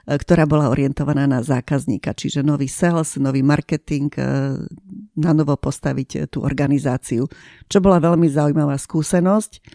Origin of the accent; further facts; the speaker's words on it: Košice, Košice Region, Slovakia; moved away; ja som e, polovicu života prežila v Košiciach, som rodená Košičanka